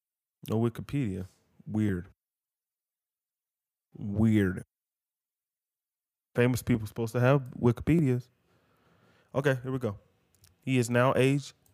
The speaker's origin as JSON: {"language": "English", "region": "Georgia", "country": "United States", "said": "me being from Georgia, a lot of people be like, oh, you're from Georgia? Oh, you must be from Atlanta. No, I'm not from Atlanta"}